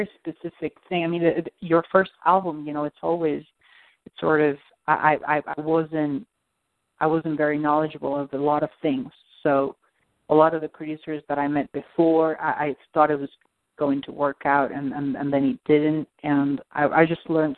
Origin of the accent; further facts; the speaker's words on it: Argentina; moved away; I'm from Argentina.